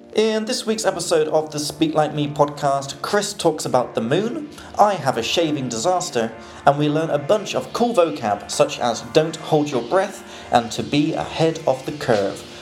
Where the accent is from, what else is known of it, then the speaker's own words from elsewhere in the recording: England, United Kingdom; now in Prague, Czech Republic; from England.